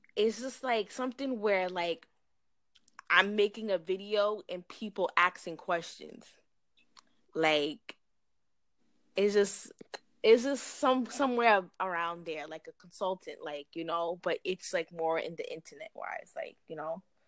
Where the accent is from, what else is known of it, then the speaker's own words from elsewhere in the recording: New York, United States; I'm from New York